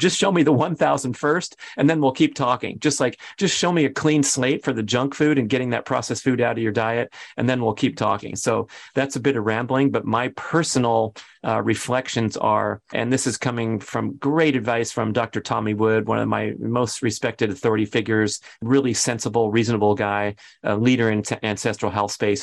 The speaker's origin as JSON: {"language": "English", "town": "Los Angeles", "region": "California", "country": "United States", "tie": "born or raised there", "moved": "yes", "said": "going back to my hometown"}